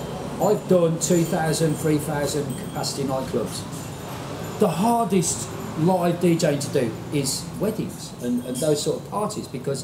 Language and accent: English; West Bromwich, West Midlands, United Kingdom; born or raised there; also born or lived in Birmingham (Aston); now in Pattaya, Thailand